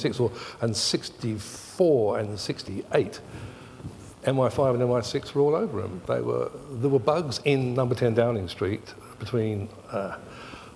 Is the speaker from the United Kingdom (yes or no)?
yes; England, United Kingdom; moved away as an adult; now in Australia; I was born in England and I worked in England for a long time, and I grew up in the 60s and the 70s in England.